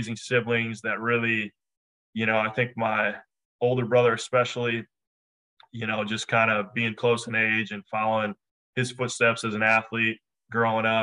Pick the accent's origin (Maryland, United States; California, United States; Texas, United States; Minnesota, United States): Minnesota, United States; Redwood Falls; I grew up in a small town in southwestern Minnesota, a town of about just short of 6,000 people called Redwood Falls, Minnesota.